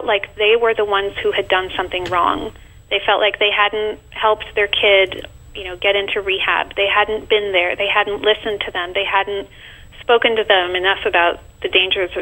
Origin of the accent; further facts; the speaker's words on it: France; now in New York City, United States; I'm originally from France.